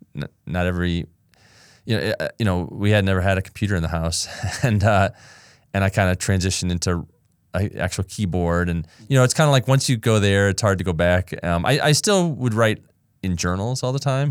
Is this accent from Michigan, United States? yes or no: yes; Ann Arbor, Michigan, United States; also born or lived in Los Angeles, California; I loved growing up there.